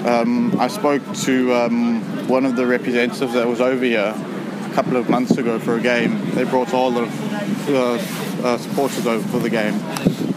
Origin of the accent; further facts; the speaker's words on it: Johannesburg, Gauteng, South Africa; moved away; I was born in South Africa, Joburg, but I'm living here now.